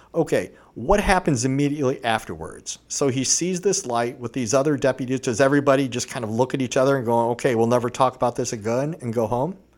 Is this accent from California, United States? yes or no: no; Vermilion, Ohio, United States; I grew up in Vermillion, Ohio.